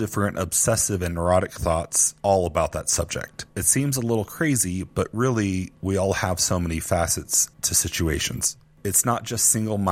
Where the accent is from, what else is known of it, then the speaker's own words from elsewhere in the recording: Houston, Texas, United States; growing up in Houston